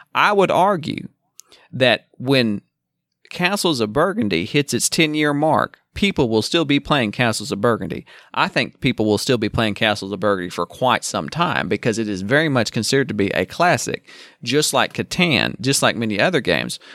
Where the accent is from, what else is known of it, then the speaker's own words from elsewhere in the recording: the South, United States; I'm from the South